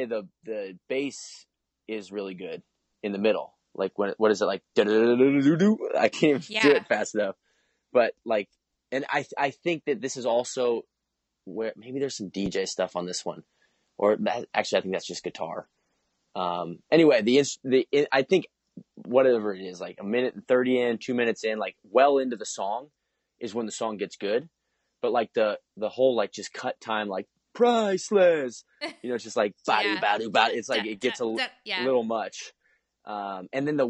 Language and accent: English; Atlanta, Georgia, United States; I'm from Atlanta